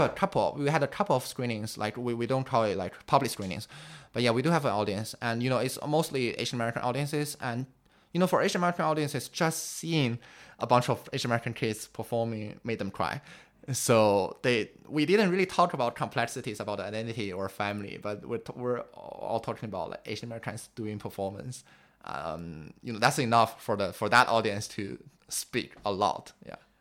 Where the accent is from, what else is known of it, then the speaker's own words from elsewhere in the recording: Beijing, China; English is a second language; also born or lived in United States; growing up in Beijing